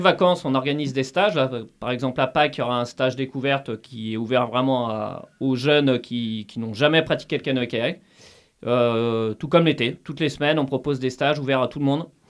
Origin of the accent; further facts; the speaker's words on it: Brittany, France; je suis breton